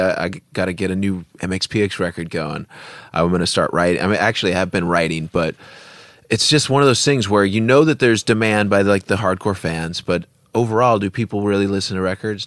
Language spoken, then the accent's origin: English; Bremerton, Washington, United States; we're from Bremerton